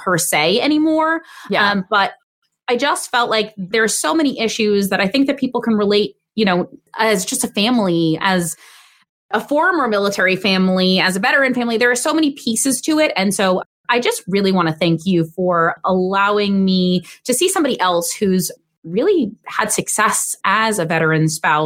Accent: New York City, New York, United States; moved away as an adult; also born or lived in Long Island; We're both originally from New York City, and we returned to New York City after his service ended

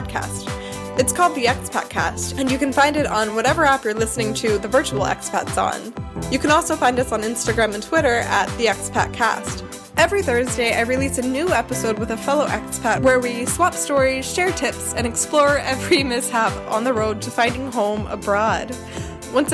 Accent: United States; moved away as an adult; now in Germany; I am an American who moved to Germany about a year and a half ago

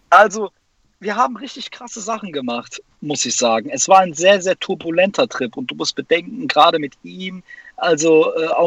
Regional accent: Neunkirchen, North Rhine-Westphalia, Germany; in Neunkirchen, da wo ich herkomme, ländlich. Neunkirchen, Siegen, Nordrhein-Westfalen.

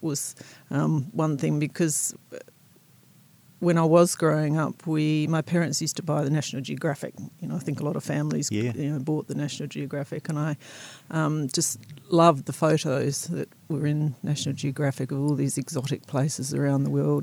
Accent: South Australia, Australia; moved away as an adult; also born or lived in Seattle, United States; now in Blenheim, New Zealand; I grew up in South Australia um, on a farm, quite close to Coonawarra wine growing region.

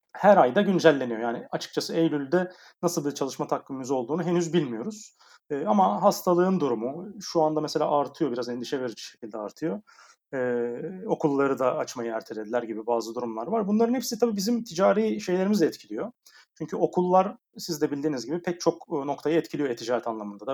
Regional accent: Aydın, Turkey; moved away as an adult; now in Istanbul, Turkey; Aydın Ege'liyim e, Egeliler olarak biraz rahat insanlarızdır genelde ama İstanbul çok bize göre değil.

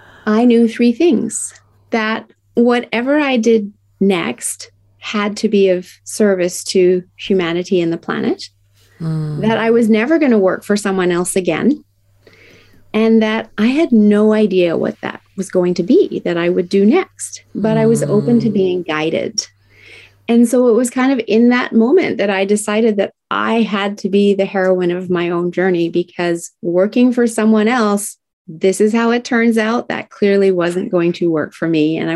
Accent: Tokyo, Japan; I was raised in Tokyo, Japan, and it was the 1970s.

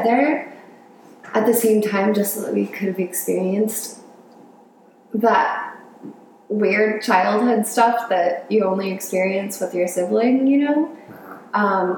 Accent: Colorado, United States; moved away; also born or lived in Southern California; when I was 9, my dad got a job out in Colorado, so we moved there, and I kind of grew up there.

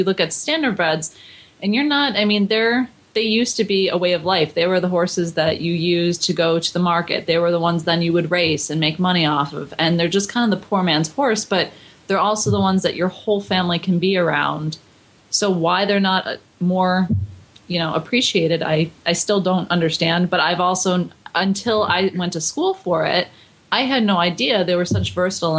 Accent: Buffalo, New York, United States; I grew up in Buffalo.

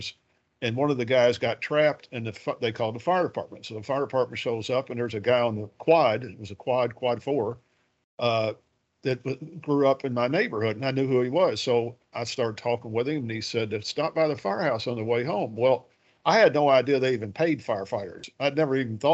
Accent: Louisville, Kentucky, United States; I'm from Louisville. I grew up on the west side of the city of Louisville

